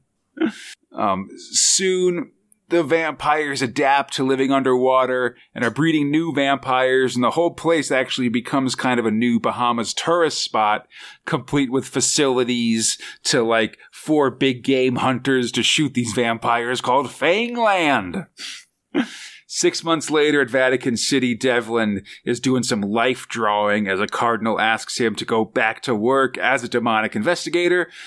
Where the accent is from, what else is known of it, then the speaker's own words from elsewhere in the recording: California, United States; as a Californian myself